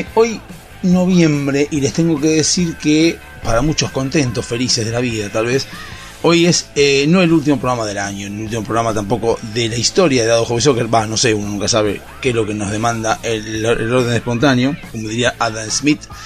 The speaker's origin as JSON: {"language": "Spanish", "country": "Argentina", "said": "somos argentinos y nos creemos que la sabemos toda"}